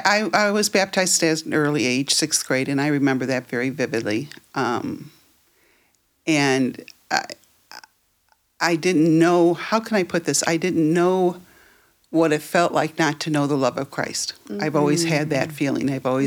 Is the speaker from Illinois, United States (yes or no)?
yes; Prospect Heights, Illinois, United States; I grew up right here in Prospect Heights, okay.